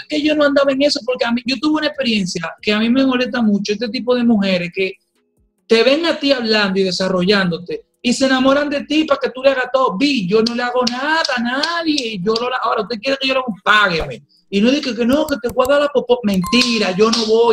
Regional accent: Dominican Republic; yo soy dominicano

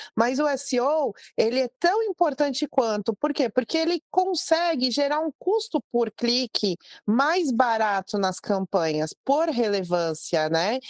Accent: Brazil; eu sou filha de imigrantes libaneses, mas sou brasileira

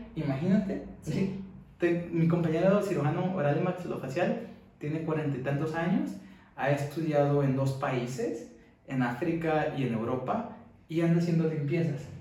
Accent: Mexico; moved away as an adult; now in United States; yo soy de México

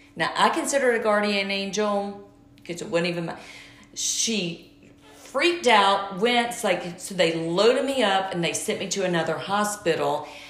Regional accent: Georgia, United States; moved away; I'm from Georgia

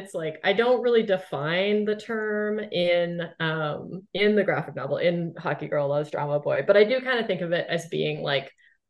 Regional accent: Canada; I feel like Canadians in the arts in particular, I feel like we do have a bit of an inferiority complex when it comes to the US

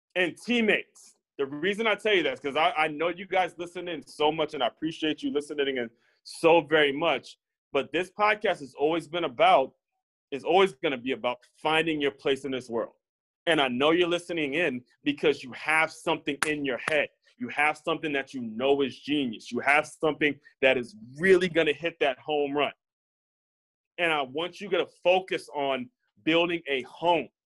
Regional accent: Silver Spring, Maryland, United States; moved away; my hometown of Silver Spring, Maryland

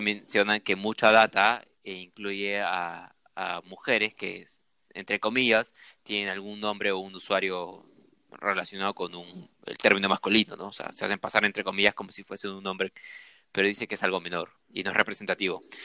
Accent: Peru; como sudaca, como peruano

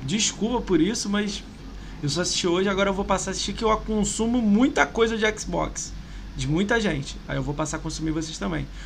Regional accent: Rio de Janeiro, Brazil; moved away as an adult; now in São Paulo, Brazil; sou do Rio

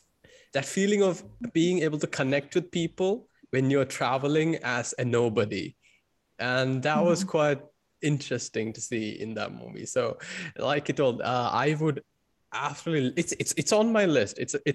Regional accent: Colombia; And then I said, I'm from Colombia.

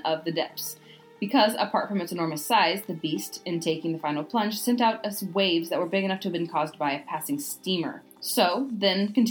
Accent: United States; accent: American; the American accent. My accent.

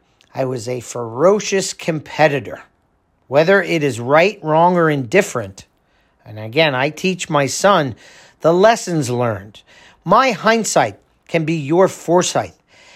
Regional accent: New Jersey, United States; for the 15 years that I grew up in Monmouth County

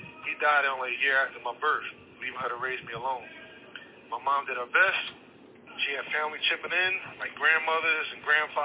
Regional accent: Philadelphia, Pennsylvania, United States; I was born and raised in South Philadelphia.

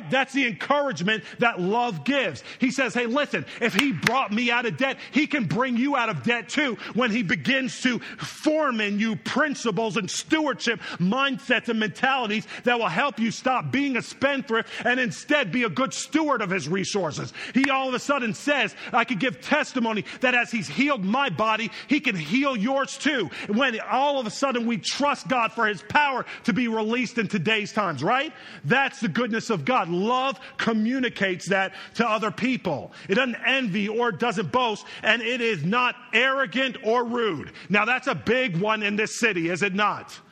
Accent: New York, United States; born there; also born or lived in North Carolina; now in Chicago, United States; I was born in New York, but for years I was down south, living my life in North Kakalaki. That's right, North Carolina.

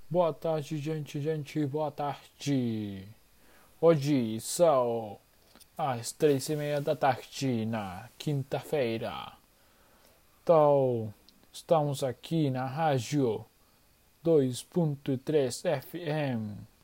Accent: Argentina; Portuguese is a second language; eu sou de Argentina. Eu estou aprendendo português

